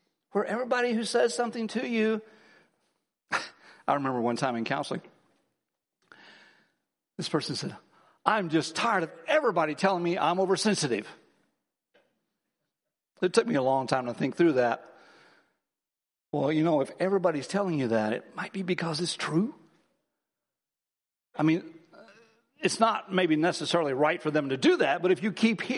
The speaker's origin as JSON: {"language": "English", "region": "Midwest", "country": "United States", "tie": "born or raised there", "said": "I grew up in the Midwest."}